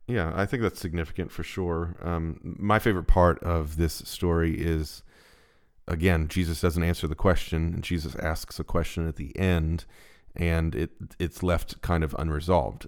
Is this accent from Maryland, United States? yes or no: yes; Baltimore, Maryland, United States; We're from Baltimore